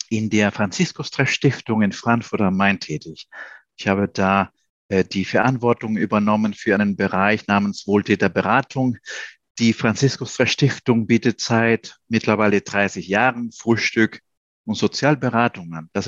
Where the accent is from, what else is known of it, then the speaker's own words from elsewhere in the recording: Peru; moved away as an adult; now in Germany; ich bin in Peru geboren, auch aufgewachsen. Äh, ich war als Kind auch in Deutschland.